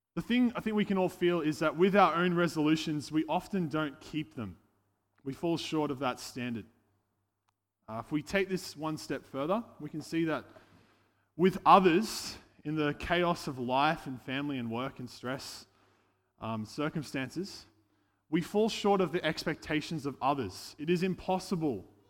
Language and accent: English; Casino, New South Wales, Australia; moved away as an adult; now in Gold Coast, Australia; I hail from Casino, uh, but now I've been living on the Gold Coast for the last seven years.